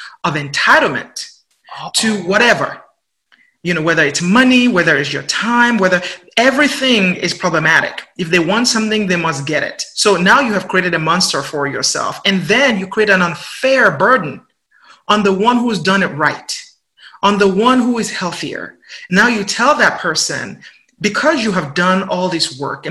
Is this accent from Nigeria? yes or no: yes; Nigeria; accent: Nigerian; also born or lived in England; now in United States; I'm from Nigeria and then we live in England and then I live in the United States.